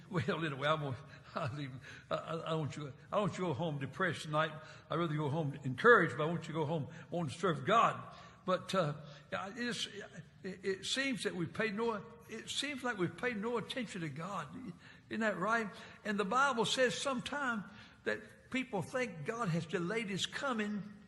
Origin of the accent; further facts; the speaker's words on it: Martinsville, Virginia, United States; also born or lived in North Carolina; I was raised in Martinsville, Virginia